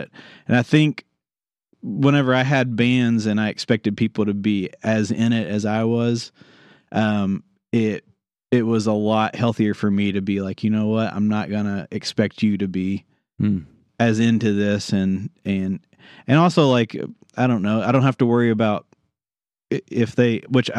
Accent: United States; I grew up in Garrett County

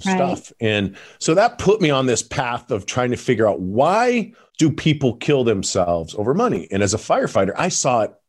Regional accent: Parma, Idaho, United States; also born or lived in Colorado; now in Boise, United States; I grew up in Parma, Idaho, in a shack that had no running water, no electricity.

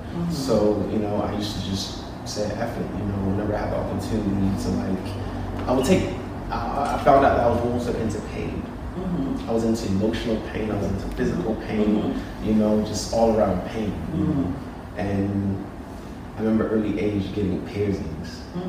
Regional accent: United Kingdom; In the UK.

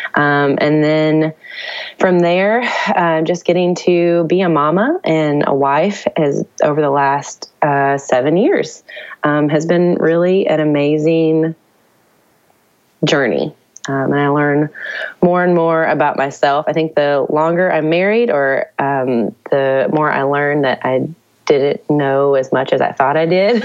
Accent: Nashville, Tennessee, United States; I grew up in Nashville

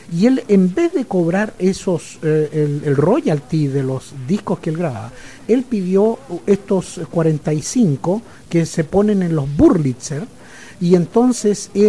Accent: Chile; nosotros somos este, eh, chilenos de la misma tierra, …

